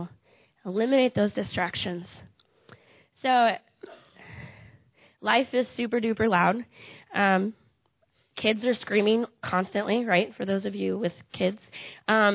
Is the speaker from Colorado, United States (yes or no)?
no; Iowa, United States; moved away; I'm from Iowa